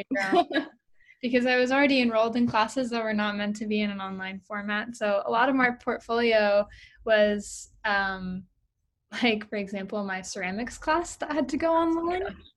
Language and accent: English; Berkeley, California, United States; moved away as an adult; also born or lived in Boston; I grew up in Berkeley, California